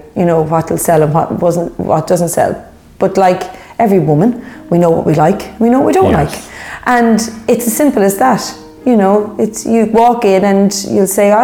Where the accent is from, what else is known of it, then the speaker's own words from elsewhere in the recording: Dublin, Leinster, Ireland; moved away as an adult; now in Loop Head Peninsula, Ireland; Growing up in Dublin